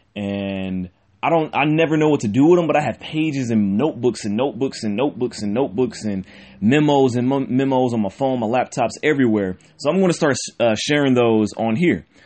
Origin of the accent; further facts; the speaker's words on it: Cleveland, Ohio, United States; I'm born and raised in Cleveland, Ohio